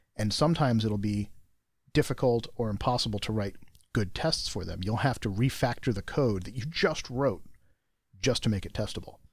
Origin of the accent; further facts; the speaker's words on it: United States; I'm American